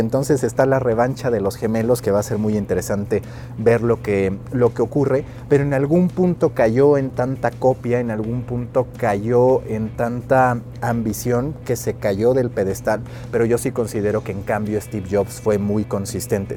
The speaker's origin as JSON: {"language": "Spanish", "country": "Mexico"}